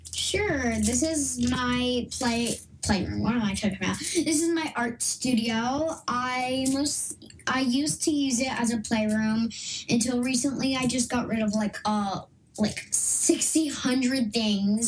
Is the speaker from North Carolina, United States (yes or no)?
no; Los Angeles, California, United States; now in Austin area, Texas, United States; was literally born and raised in yeah. Los Angeles